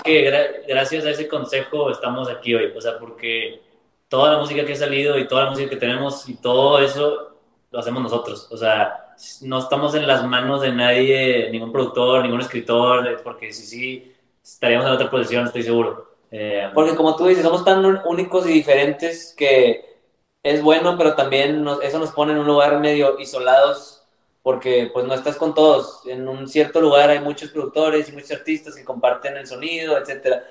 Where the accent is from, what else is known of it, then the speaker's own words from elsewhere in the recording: Monterrey, Nuevo León, Mexico; also born or lived in Miami, United States; now in Los Angeles, United States; nosotros somos de México, de Monterrey